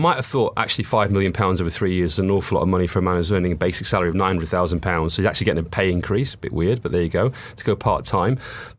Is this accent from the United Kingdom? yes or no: yes; Scotland, United Kingdom; And I know my accent's not Scottish, but I am actually Scottish.